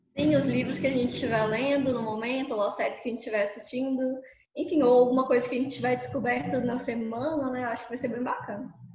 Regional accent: Mariana, Minas Gerais, Brazil; eu sou mineirinha mesmo, sou aqui do interior de Minas, de uma cidade que chama Mariana

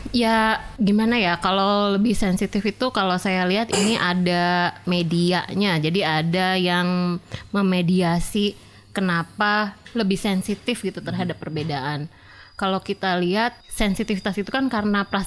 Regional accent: West Java, Indonesia; saya orang Sunda jadi saya pakai contoh orang Sunda ya

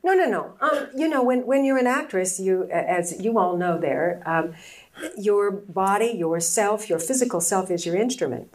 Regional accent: San Diego, California, United States; also born or lived in Chicago, Illinois; I grew up in San Diego, as I told you, and, and uh, from the time I was about two years old

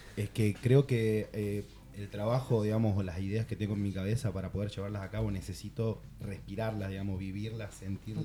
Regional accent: Catamarca, Argentina; also born or lived in Rosario, Argentina; now in Barcelona, Spain; nací en Catamarca, para los que no conocen, el norte de Argentina. Eh, me fui a vivir a Rosario

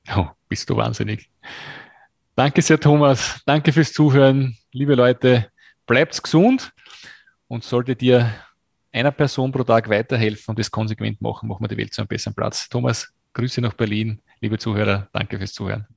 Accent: Austria; als Österreicher

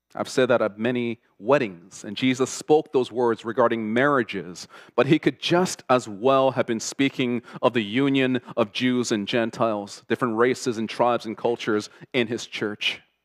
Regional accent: Toronto, Ontario, Canada; first language Korean; English is a second language; also born or lived in South Korea; growing up in Toronto in the 80s and 90s as an immigrant from South Korea, who could not speak a word of English

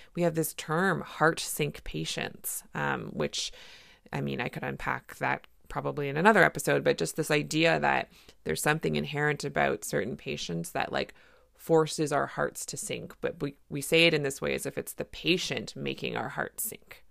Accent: Canada; I'm a Canadian family physician

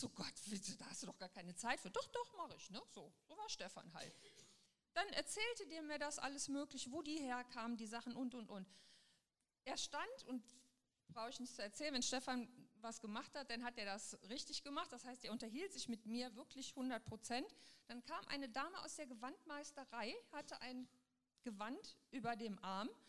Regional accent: Düsseldorf, North Rhine-Westphalia, Germany; Ich komme aus Düsseldorf, also da ist nichts so klein. Ich habe immer gedacht, oh, Düsseldorf ganz toll.

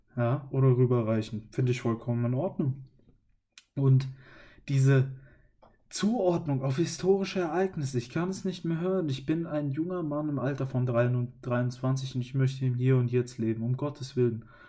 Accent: Germany; Ich als Deutscher

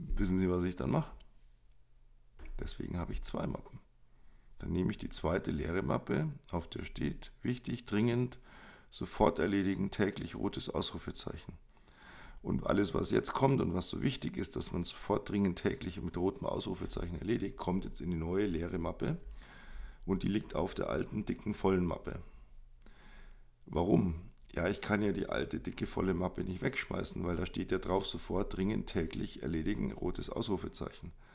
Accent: Munich, Bavaria, Germany; Ich bin groß geworden in München

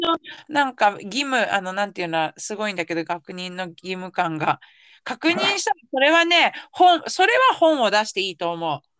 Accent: Yamanashi, Japan; 私が山梨県出身だけど

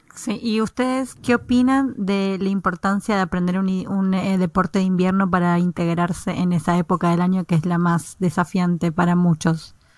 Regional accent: Buenos Aires, Argentina; moved away as an adult; now in Norway; en Argentina, los que somos de Buenos Aires, cuando muchas, la mayoría cuando se gradúa del secundario, el instituto para ustedes, nos vamos de viaje a Bariloche

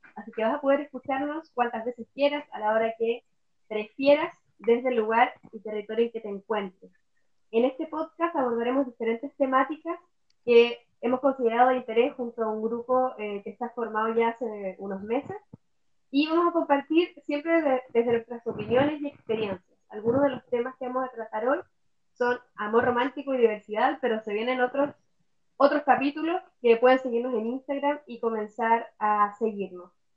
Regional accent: Punta Arenas, Magallanes, Chile; also born or lived in Valparaíso; now in Puerto Montt, Chile; Soy nacida en Punta Arenas, eh, buena vida en Valparaíso y ahora aquí en Puerto Montt.

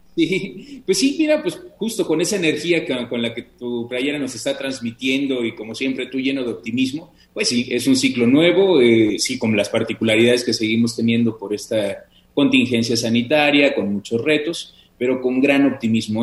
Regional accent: Mexico; como mexicanos

